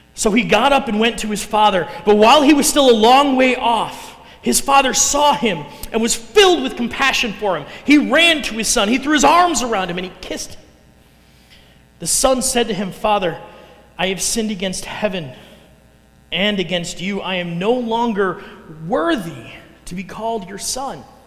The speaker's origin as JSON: {"language": "English", "town": "Chicago", "region": "Illinois", "country": "United States", "tie": "born or raised there", "accent": "Chicago", "moved": "as an adult", "lives_now": "Council Bluffs, United States", "said": "I'm originally from the Chicago area"}